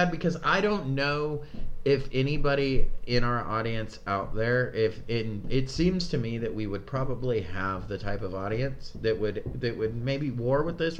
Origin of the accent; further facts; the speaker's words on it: California, United States; Remember back home? We came from California, so back home, when you used to go to, like, the gas stations